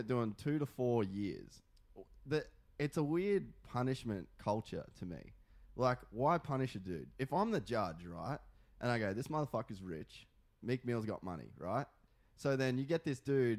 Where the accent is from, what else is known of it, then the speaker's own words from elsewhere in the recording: Australia; now in California, United States; I'm Australian. I'm not American.